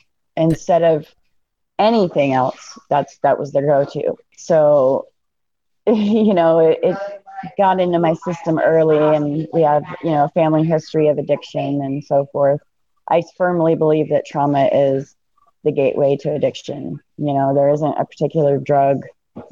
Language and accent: English; Fort Myers, Florida, United States; moved away; also born or lived in Seattle, Washington; I was born in Florida. And in Fort Myers, Florida. I was raised part of my life up in Seattle. Okay. So I'm kind of all over. But Florida girl by nature